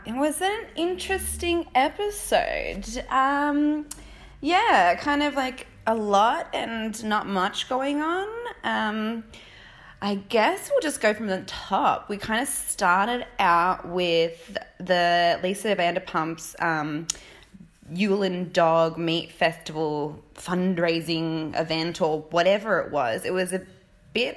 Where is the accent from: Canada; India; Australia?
Australia; now in United Kingdom; I'm from Australia, but what I'm doing is traveling around the UK, you know, doing pet sitting